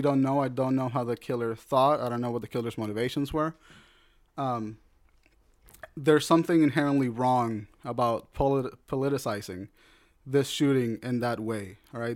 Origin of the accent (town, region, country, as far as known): United States